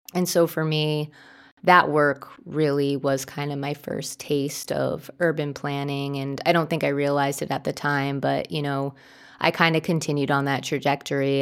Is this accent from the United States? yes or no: yes; New Jersey, United States; I grew up in New Jersey, and I grew up in a pretty small suburb in New Jersey